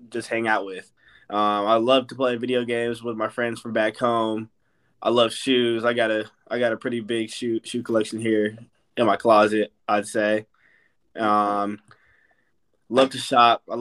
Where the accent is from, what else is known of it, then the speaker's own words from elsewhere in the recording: San Jose, California, United States; born there; now in Las Vegas, United States; I'm from. I was born in San Jose, and I moved to Vegas, so I, I live pretty close close to the beach